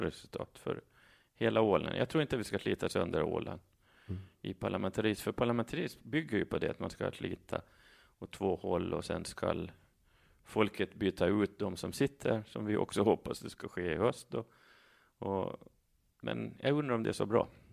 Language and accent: Swedish; Saltvik, Åland Islands; now in Mariehamn, Åland; Från Saltvik. Där, där var jag med i kommunalpolitiken före jag flyttade till Mariehamn 2011.